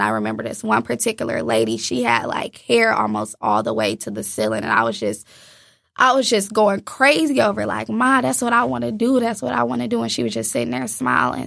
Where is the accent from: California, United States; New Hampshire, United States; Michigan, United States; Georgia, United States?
Michigan, United States; Inkster; I was born in Inkster, Michigan